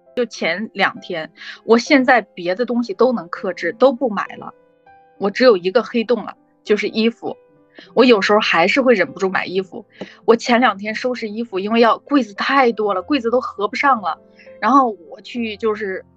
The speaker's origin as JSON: {"language": "Chinese", "country": "China", "said": "这就是出版图书这个东西在我们中国人心里有多么多么的"}